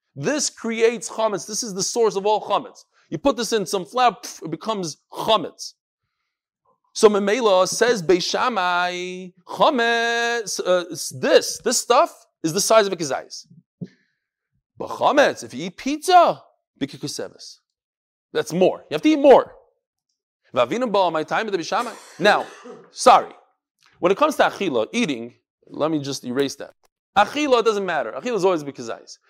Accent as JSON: {"language": "English", "region": "New York", "country": "United States", "also_born_or_lived": "Chicago / Far Rockaway / Borough Park / Flatbush", "moved": "yes", "said": "I'm from New York"}